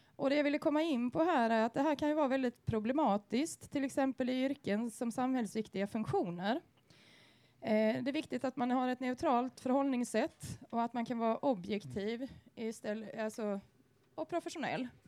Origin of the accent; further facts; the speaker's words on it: Sweden; vi som svenskar